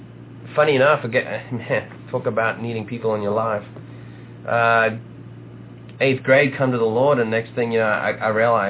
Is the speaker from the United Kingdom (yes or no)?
no; South Africa; moved away as an adult; now in Nashville, United States; So I was born and raised in South Africa. They finally convinced me to start wearing clothing about 2 or 3 years ago. So the loinskins are gone. But born and raised in South Africa. Ended up chasing my wife to America.